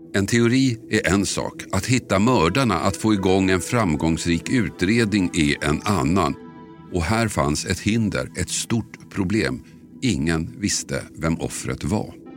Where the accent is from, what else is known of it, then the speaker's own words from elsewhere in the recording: Huddinge/Tullinge/Tumba area, Stockholm County, Sweden; där jag växte upp låg orterna Huddinge, Tullinge, Tumba